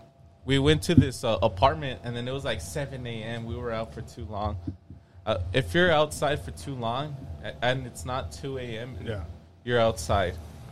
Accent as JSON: {"language": "English", "town": "El Paso", "region": "Texas", "country": "United States", "said": "I'm from El Paso, Texas."}